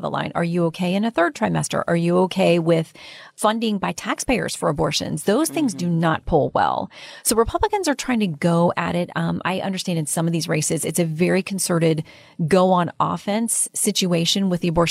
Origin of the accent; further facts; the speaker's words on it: Florida, United States; moved away; my home state